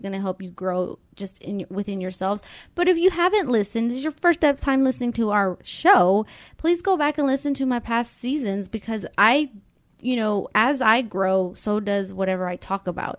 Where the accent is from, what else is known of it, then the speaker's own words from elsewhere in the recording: Mexico; now in United States; we grew up in Mexico